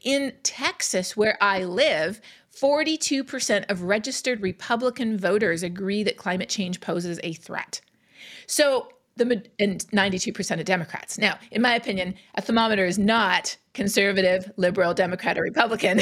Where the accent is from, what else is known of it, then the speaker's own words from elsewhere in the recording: Canada; now in United States; I'm Canadian. Growing up in Canada